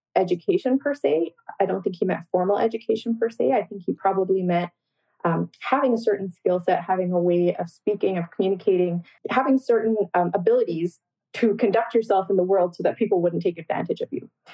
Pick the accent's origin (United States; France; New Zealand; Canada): Canada; Toronto, Ontario; also born or lived in Guyana; now in Windsor, Canada; I grew up in Scarborough, Ontario. And so my entire life was really spent in the greater Toronto area. However, I was born in Guyana